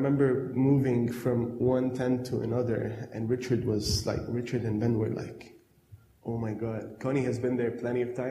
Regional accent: Lebanon; now in Adelaide, Australia

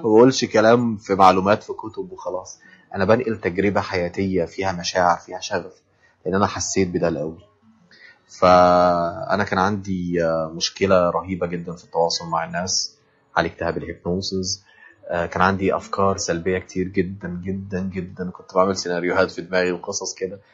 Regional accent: Egypt; عندنا في مصر

